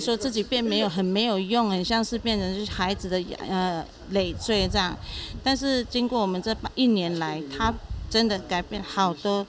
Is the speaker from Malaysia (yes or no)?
no; Taiwan; 我们布农族